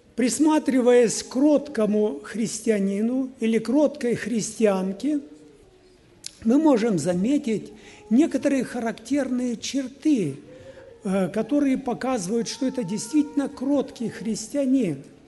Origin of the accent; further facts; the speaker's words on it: Kyrgyzstan; Сам я был из Киргизии